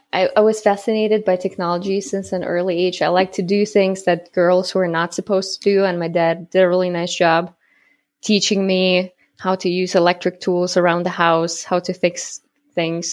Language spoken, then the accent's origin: English; Germany; moved away as an adult; also born or lived in Kazakhstan; now in United States; I'm from Germany. The longer is I was born in Kazakhstan. and moved to Germany when I was ten